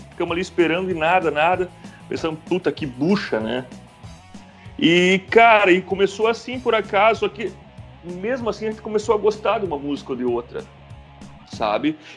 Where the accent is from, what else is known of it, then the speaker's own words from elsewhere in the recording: Mafra, Santa Catarina, Brazil; Sou natural de Santa Catarina, na cidade de Mafra, uma pequena cidade de Santa Catarina. É próxima de Curitiba, duas horas de Curitiba, 50 mil habitantes.